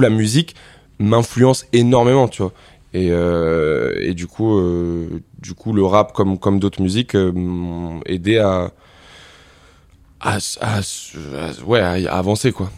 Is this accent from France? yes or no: yes; Montmorency, Île-de-France, France; j'ai grandi dans le 95, à Montmorency.